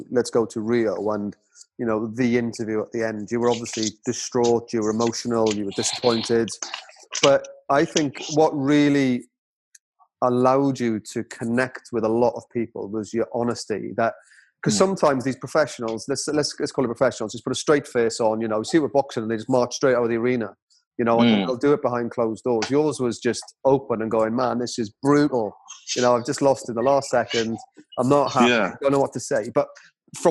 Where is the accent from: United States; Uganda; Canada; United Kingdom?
United Kingdom; As the British public